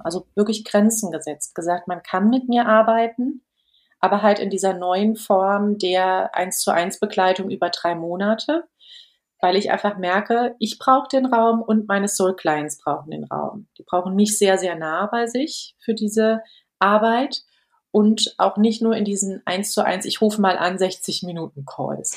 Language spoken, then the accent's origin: German; Germany; bei uns in Deutschland